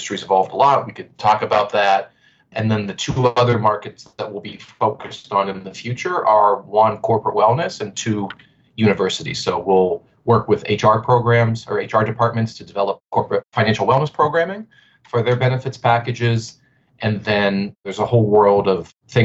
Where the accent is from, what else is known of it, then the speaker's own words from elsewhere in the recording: Pittsburgh, Pennsylvania, United States; I'm born and raised in Pittsburgh